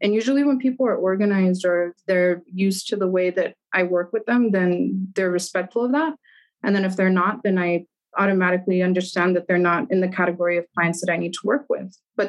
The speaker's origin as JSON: {"language": "English", "country": "Germany", "tie": "born or raised there", "lives_now": "El Paso, United States", "said": "So there's also like that personal part where I grew up in Germany."}